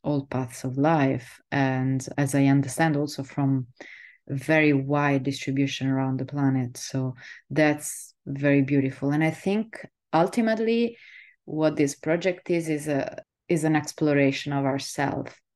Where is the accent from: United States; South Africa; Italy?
Italy; Southern Italy; moved away as an adult; also born or lived in Netherlands